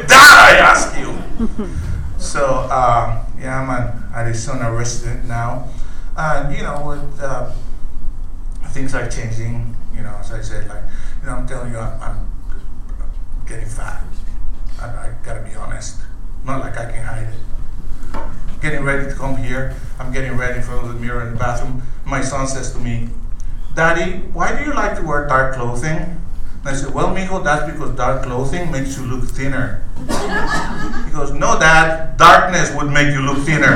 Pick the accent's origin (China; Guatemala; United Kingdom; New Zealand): Guatemala; also born or lived in Los Angeles, United States; now in United States; I was born in Guatemala.